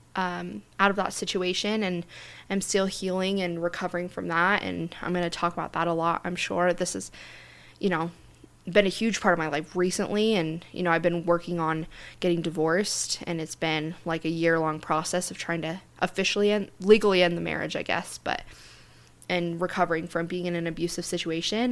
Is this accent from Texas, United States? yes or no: no; Centerville, Utah, United States; also born or lived in Draper, Utah; I grew up in Centerville, Utah